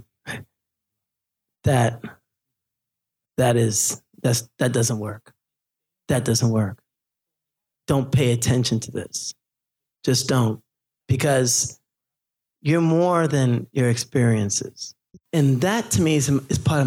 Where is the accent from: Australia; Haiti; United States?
Haiti; moved away; I'm from Haiti